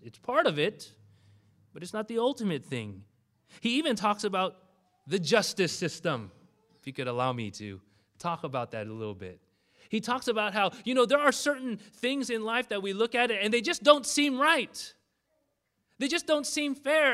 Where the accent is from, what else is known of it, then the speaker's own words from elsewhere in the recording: Bellflower, California, United States; I did grow up in this particular area, very close uh, to the Bellflower area. I went to a Dutch Reformed high school in Cerritos